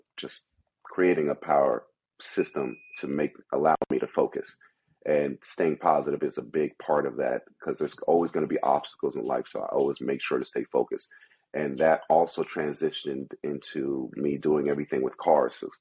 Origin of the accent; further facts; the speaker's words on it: New York City, New York, United States; moved away; also born or lived in Kentucky / Philadelphia; I grew up in Brooklyn, New York, pretty rough. I've been in some other neighborhoods, moving outside of New York to even Kentucky and Philly